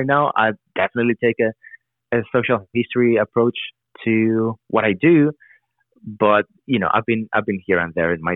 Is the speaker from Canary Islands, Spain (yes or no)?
no; Madrid, Community of Madrid, Spain; now in United States; growing up in Madrid or going to school in Madrid, when I moved to the US